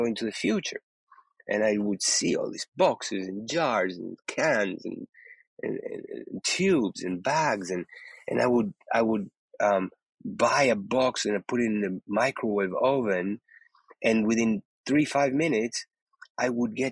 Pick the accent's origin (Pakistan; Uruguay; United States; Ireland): Uruguay; moved away; I was born in Uruguay, in South America, in the 60s